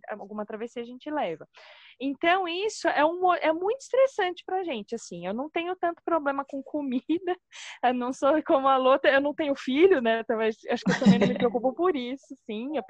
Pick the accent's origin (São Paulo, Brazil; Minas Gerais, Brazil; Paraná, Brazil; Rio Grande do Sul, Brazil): São Paulo, Brazil; sou de São Paulo, eu, que eu não tenho a menor vocação para pescar.